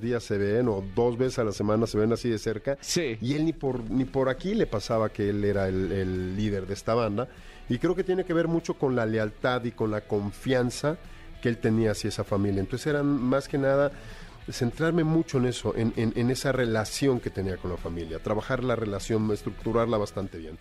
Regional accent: Mexico; nosotros como mexicanos

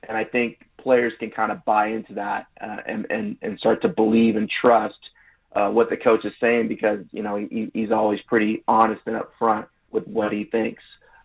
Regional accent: Seattle, Washington, United States; I'm from Seattle.

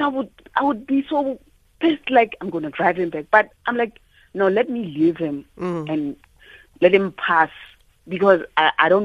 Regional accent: Soshanguve, Gauteng, South Africa; I'm from Soshanguve

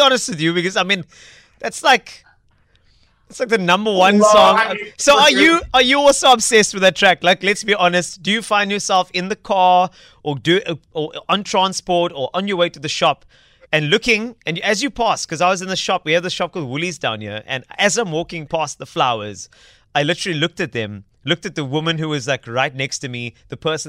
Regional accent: Cape Town, Western Cape, South Africa; I'm from Cape Town.

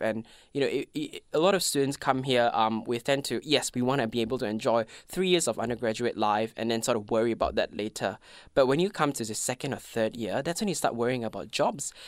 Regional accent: Malaysia; English is a second language; moved away as an adult; now in Melbourne, Australia; I am from Malaysia. I've been to Melbourne for six years now

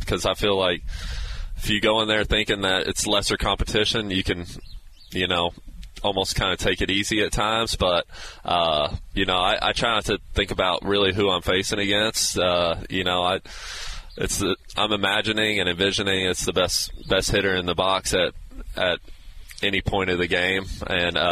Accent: Texas, United States; moved away; also born or lived in Iowa, United States; I was born in Iowa. I grew up in Texas, but a lot of family in Iowa.

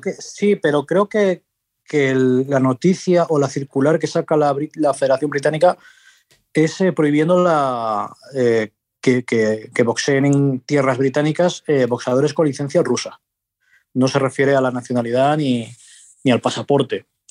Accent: Asturias, Spain; yo que soy asturiano

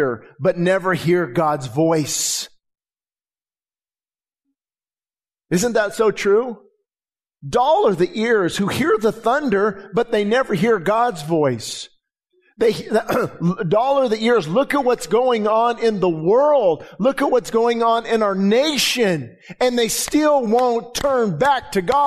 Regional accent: Quartz Hill, California, United States; I've been praying for my hometown

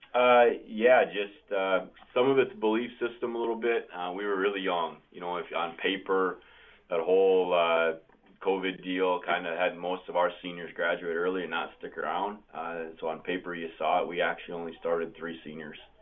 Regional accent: Wisconsin, United States; When you're from the state and you're a cheesehead and you're born and raised on Brett Favre and the Green Bay Packers

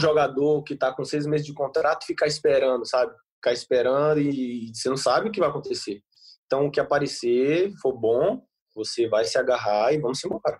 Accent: Brazil; moved away as an adult; now in Bordeaux, France; eu sou brasileiro, cultura diferente, começo difícil, adaptação, mas hoje eu já estou quatro anos aqui

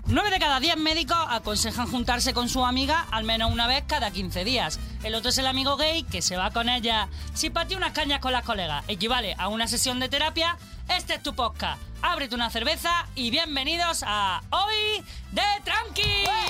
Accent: Andalusia, Spain; moved away; es de mi tierra. ¡Andaluza!

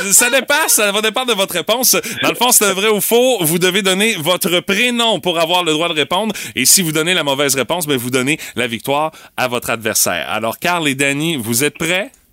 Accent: Rimouski, Quebec, Canada; j'ai grandi à Pointe-au-Père.

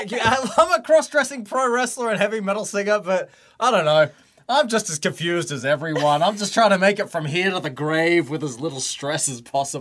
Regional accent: Adelaide, South Australia, Australia; now in Tokyo, Japan; So I'm from Adelaide, which is a smallish city.

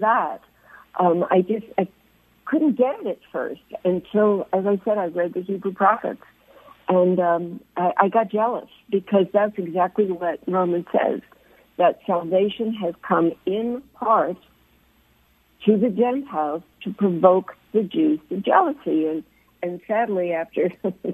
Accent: United States; now in Jerusalem, Israel; I'm an American

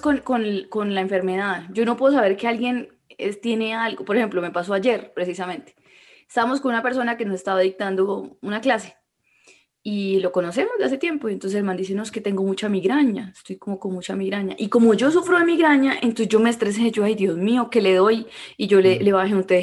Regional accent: Colombia; soy colombiana

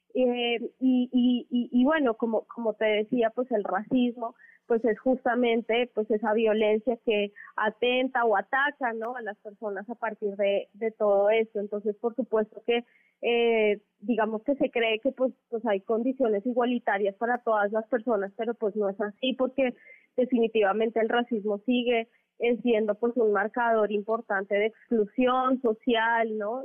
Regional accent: Mexico; compartimos muchas personas afro en, el país

